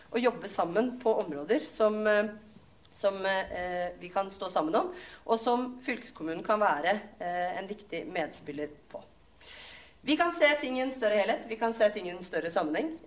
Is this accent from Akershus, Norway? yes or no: yes; Akershus, Norway; Mange av oss, altså Jeg er fra Romerike, vi klarer det ikke.